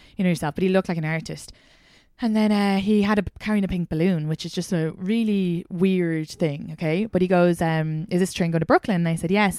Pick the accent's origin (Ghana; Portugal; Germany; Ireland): Ireland; outside Dublin, Leinster; accent: Irish; moved away as an adult; now in New York City, United States; I grew up outside Dublin